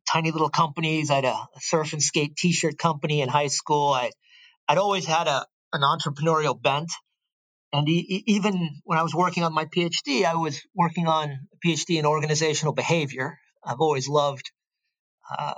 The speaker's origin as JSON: {"language": "English", "town": "Stanford", "region": "California", "country": "United States", "tie": "born or raised there", "said": "I was born and raised on the Stanford campus."}